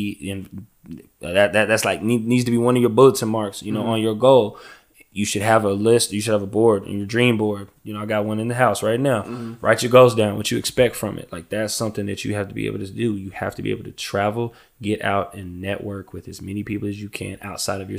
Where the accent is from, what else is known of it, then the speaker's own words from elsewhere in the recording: Lubbock, Texas, United States; I'm from Lubbock